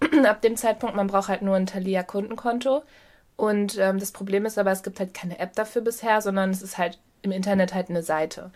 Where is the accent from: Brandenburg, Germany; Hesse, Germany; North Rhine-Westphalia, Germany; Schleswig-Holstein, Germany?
North Rhine-Westphalia, Germany; Ruhr area; now in Hamburg, Germany; wir kommen ja eigentlich aus dem Ruhrgebiet ursprünglich